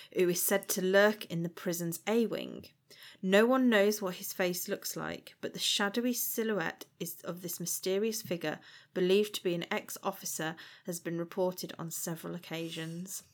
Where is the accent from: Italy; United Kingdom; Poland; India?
United Kingdom; Shrewsbury, West Midlands; I grew up in Shrewsbury